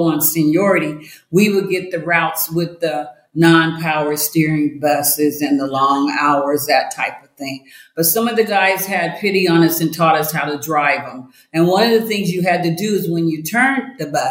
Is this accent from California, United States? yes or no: no; Iowa, United States; moved away as an adult; also born or lived in Colorado; I grew up in Iowa.